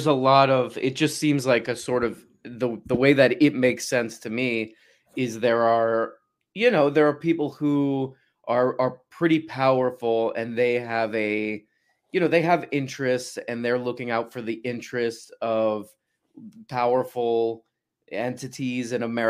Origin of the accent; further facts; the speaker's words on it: Miami, Florida, United States; moved away; I grew up mostly in Miami.